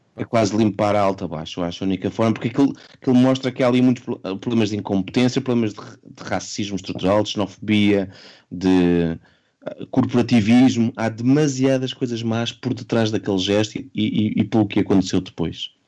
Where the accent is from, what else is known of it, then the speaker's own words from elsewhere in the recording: Portugal; enquanto português